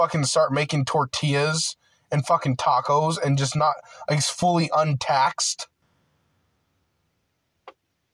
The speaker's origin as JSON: {"language": "English", "country": "United States", "tie": "born or raised there", "said": "I'm a full-blooded American. Like, I grew up here."}